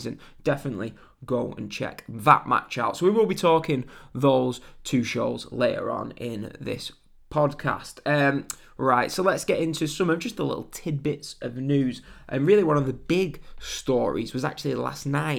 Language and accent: English; England, United Kingdom; I'm English